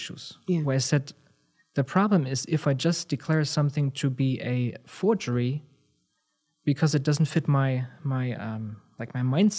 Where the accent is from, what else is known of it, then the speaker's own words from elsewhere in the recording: Germany; where I'm from Germany, in the early 1990s, there were a number of things that kind of happened